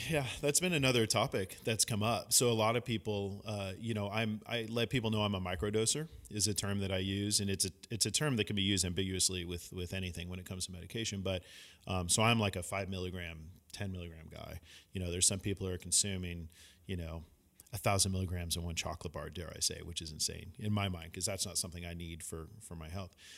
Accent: San Francisco, California, United States; also born or lived in San Luis Obispo; myself growing up in San Francisco in the Bay Area

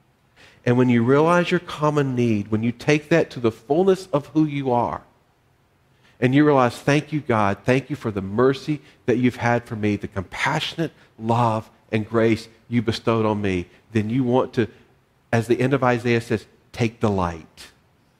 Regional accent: the South, United States; part of my journey is growing up in the South

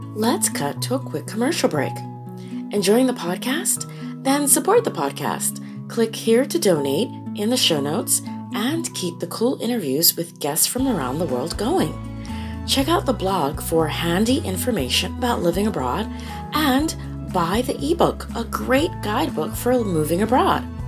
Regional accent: Panama; now in China; I'm originally from Panama

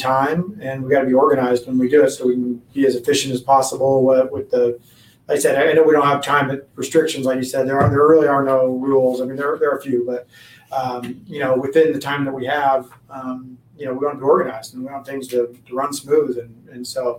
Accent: Washington, United States; moved away as an adult; now in Arizona, United States; I grew up in Washington as well.

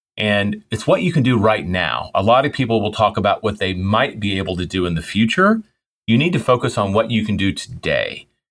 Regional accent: Memphis, Tennessee, United States; I grew up in Memphis

